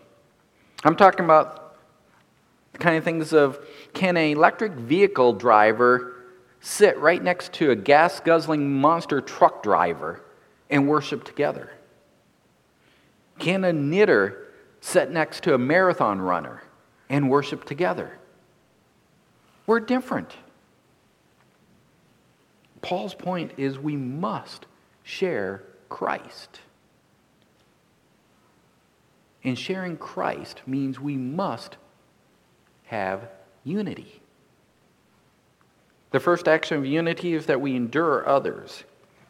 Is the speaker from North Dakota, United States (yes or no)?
yes; North Dakota, United States; Growing up in North Dakota, I look at things differently as a farm boy than those who grew up in the city